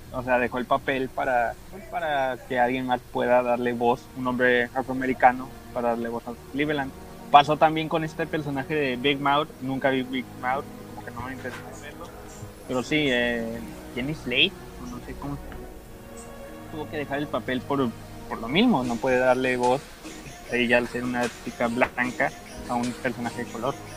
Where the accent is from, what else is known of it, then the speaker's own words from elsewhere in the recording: Tijuana, Baja California, Mexico; Yo soy de Tijuana